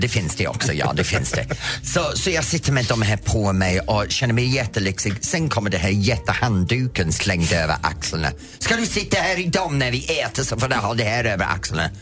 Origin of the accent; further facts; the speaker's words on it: Roslagen, Stockholm County, Sweden; also born or lived in Norrtälje; från min hemtrakt